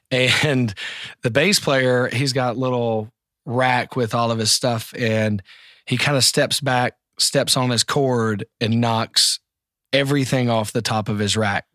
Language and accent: English; South Carolina, United States; I'm from South Carolina